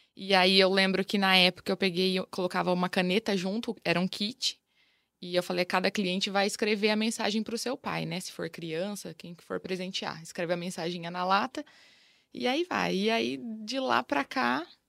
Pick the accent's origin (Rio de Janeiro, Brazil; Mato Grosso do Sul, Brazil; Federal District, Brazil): Mato Grosso do Sul, Brazil; Ivinhema; moved away as an adult; also born or lived in Lucélia, São Paulo / Campo Grande, Mato Grosso do Sul; Eu nasci em Lucélia e, e logo eles tinham acabado de se mudar para o interior do Mato Grosso do Sul, que é Ivinhema, a cidade. Então, criei na, em Ivinhema até os meus 18 anos